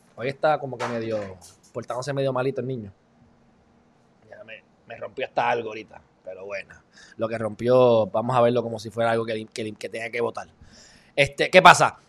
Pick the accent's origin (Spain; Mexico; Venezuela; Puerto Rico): Puerto Rico; legalmente Puerto Rico somos eh, ciudadanos americanos.